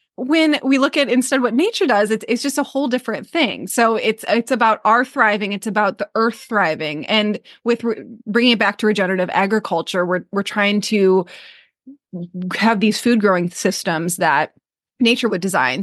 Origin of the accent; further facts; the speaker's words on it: Michigan, United States; moved away as an adult; now in Maui, United States; I'm from Michigan